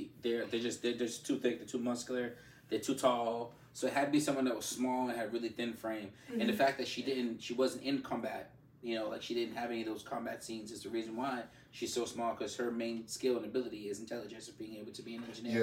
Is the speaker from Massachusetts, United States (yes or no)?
yes; Cambridge, Massachusetts, United States; I am from Cambridge, Boston, Massachusetts.